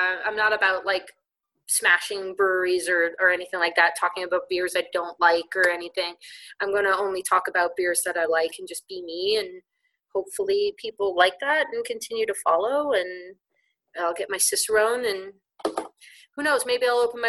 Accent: Liverpool, North West England, United Kingdom; accent: Scouse; No, I'm from Liverpool area, so I'm Scouse.

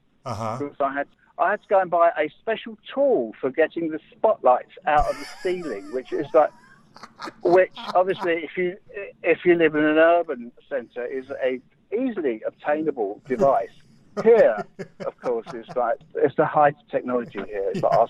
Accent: London, United Kingdom; moved away as an adult; now in Derbyshire, United Kingdom; But lots of people are born in London, and I'm one of them. And I was born in Highgate. And then we lived in Camden Town.

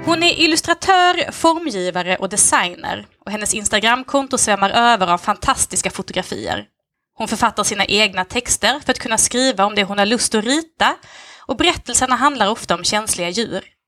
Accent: Lund, Skåne, Sweden; Jag kommer från Lund, eller bor egentligen strax utanför på landet

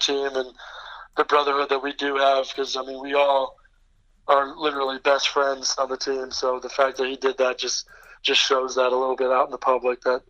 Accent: Poughkeepsie, New York, United States; I'm from Poughkeepsie. So we grew up playing local AAU together

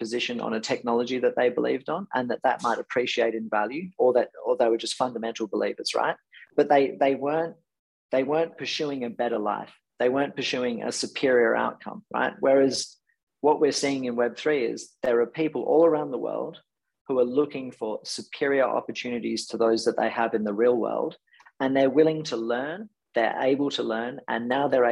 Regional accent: Perth, Western Australia, Australia; I was born in Perth.

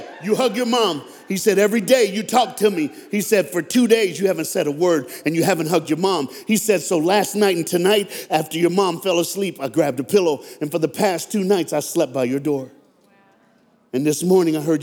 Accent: United States; from America.

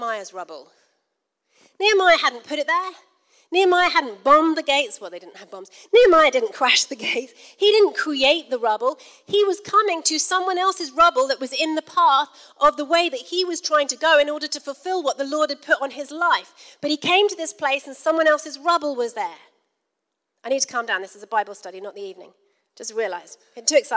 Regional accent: United Kingdom; We're from Britain.

